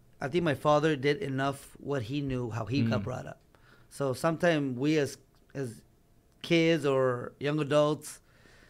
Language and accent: English; Los Angeles, California, United States; I was born in East LA. But raised in the Valley most of my life